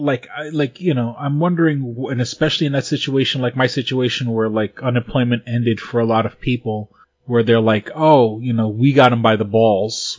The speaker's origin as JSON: {"language": "English", "country": "United States", "said": "I'm American"}